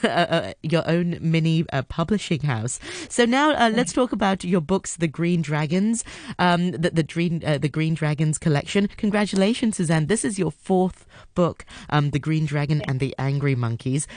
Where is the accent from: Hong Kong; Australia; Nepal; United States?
Hong Kong; I'm from Hong Kong. I'm born and raised here.